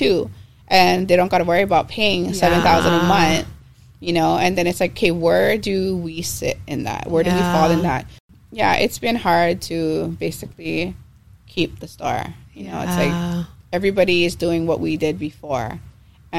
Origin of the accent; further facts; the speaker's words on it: Kailua, Hawaii, United States; I call Kailua my hometown because I've gone to all schools in Kailua.